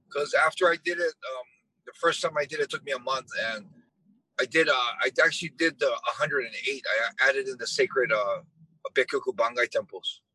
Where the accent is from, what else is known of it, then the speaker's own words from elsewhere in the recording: Hawaii, United States; my childhood living growing up in Hawaii